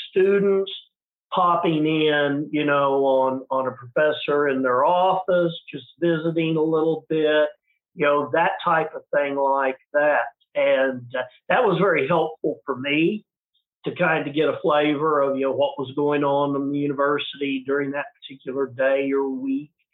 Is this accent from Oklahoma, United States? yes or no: yes; Oklahoma, United States; moved back to my hometown uh, ran for the oklahoma house of representatives